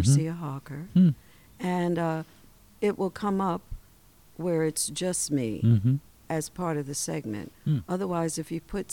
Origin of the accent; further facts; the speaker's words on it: New York, United States; accent: New York; now in Portland, United States; to just be there in my hometown